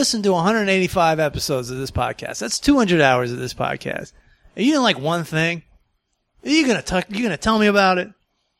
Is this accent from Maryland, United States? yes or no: yes; Maryland, United States; I'm also from Southern Maryland and I'm also a redneck.